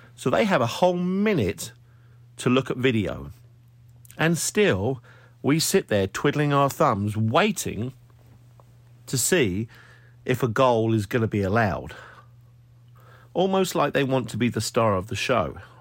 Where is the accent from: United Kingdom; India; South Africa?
United Kingdom; now in United States; Being a Brit living over here